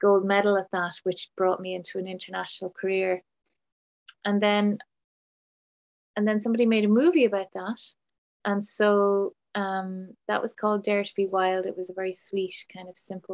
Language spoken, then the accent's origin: English; Ireland; I grew up in Ireland in a small farm